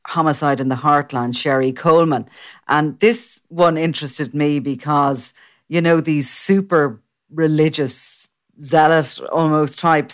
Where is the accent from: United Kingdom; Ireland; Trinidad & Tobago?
Ireland; we have a reputation abroad of being a very religious country